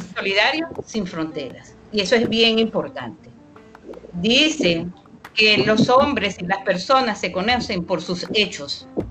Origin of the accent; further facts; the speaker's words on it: Venezuela; moved away as an adult; now in Brazil; Tengo identidad venezolana. Soy venezolana, me gusta Venezuela